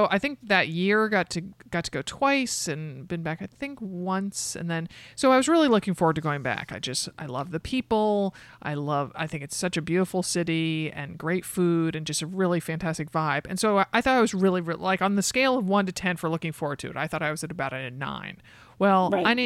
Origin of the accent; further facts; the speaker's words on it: New York, United States; So growing up outside of New York, you know, I definitely thought you had to dress a certain